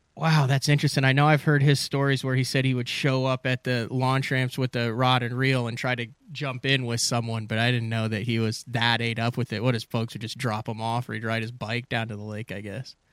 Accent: Central Illinois, United States; I'm from Illinois, grew up in in Central Illinois, got family in Ohio

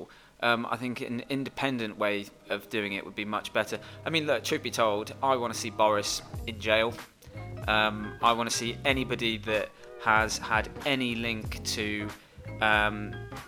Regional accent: Worcestershire, West Midlands, United Kingdom; I'm from Worcestershire

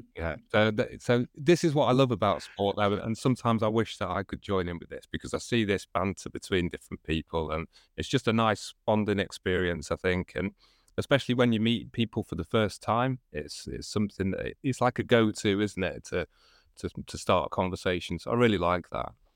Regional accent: Manchester, North West England, United Kingdom; I'm from Manchester in the U K

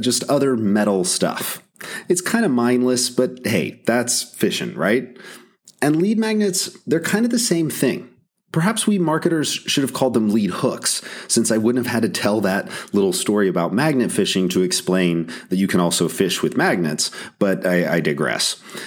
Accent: North Carolina, United States; my home state of North Carolina

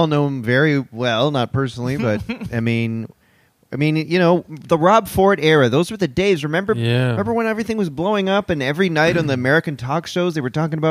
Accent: Orangeville, Ontario, Canada; I grew up in Orangeville. And everybody fucking talks like

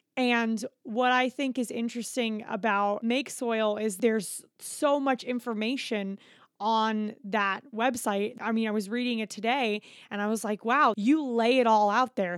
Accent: Florida, United States; we grew up going to Disney because I'm from Florida

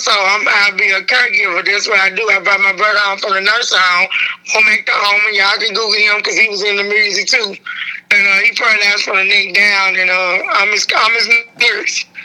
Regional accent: Memphis, Tennessee, United States; I'm from Westwood. Westwood, but then you know Memphis is all Memphis

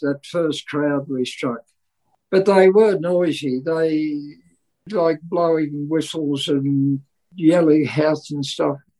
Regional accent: England, United Kingdom; moved away; he was born in England, and so was

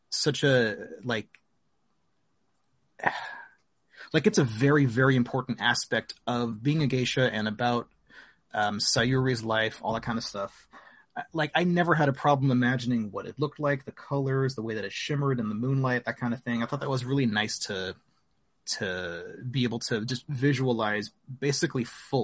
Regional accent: United States; we are all American, right? None of us are Japanese.

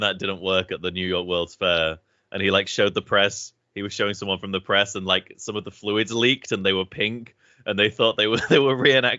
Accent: Lincolnshire, East Midlands, United Kingdom; I'm from Lincolnshire

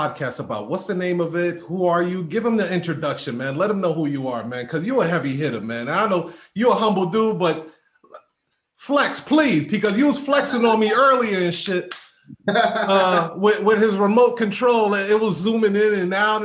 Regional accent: Haiti; I'm Haitian

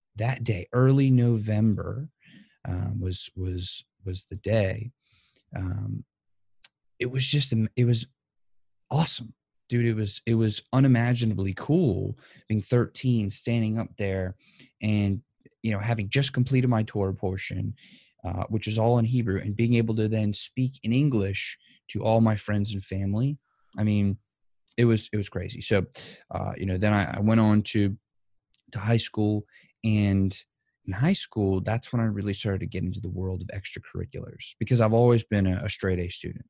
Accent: New Orleans, Louisiana, United States; born and raised in New Orleans, Louisiana. Still, still am here today.

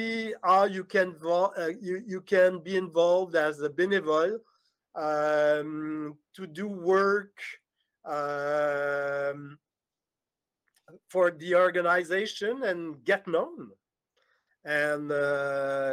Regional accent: Montreal, Quebec, Canada; Art and culture is at the center of our identity, mm-hmm. as human, as Montrealer, as Quebecer, as Canadian

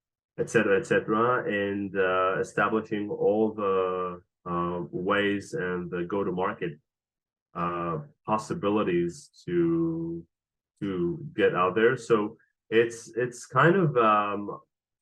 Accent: Israel; moved away as an adult; also born or lived in Los Angeles, United States; now in New York City, United States; I grew up in Israel in during the 80s

